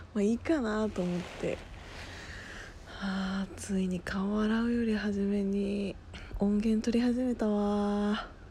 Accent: Gunma, Japan; moved away as an adult; also born or lived in Osaka; その群馬県出身って言ってるじゃないですか

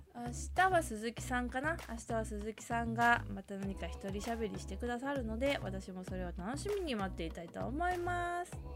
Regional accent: Kyoto, Japan; now in Tokyo, Japan; 京都出身なんですけど

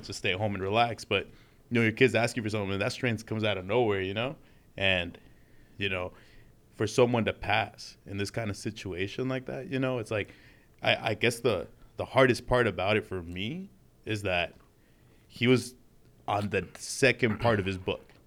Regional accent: Los Angeles, California, United States; also born or lived in Utah; living here in L A for, like, my whole life

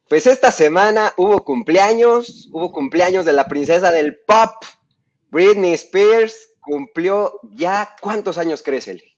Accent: Mexico; de nuestro país es muy devoto de las lupitas, este, somos muy devotos de la Virgen de Guadalupe

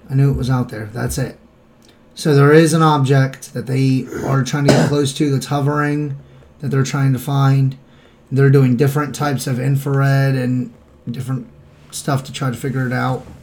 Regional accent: Appalachia, United States; Because I'm from Appalachia.

